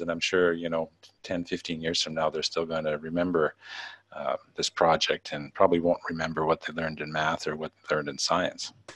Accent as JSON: {"language": "English", "country": "Canada", "moved": "as an adult", "lives_now": "Macau", "said": "I'm uh, originally from Canada. I've uh, been, overseas now for about uh, 11 years"}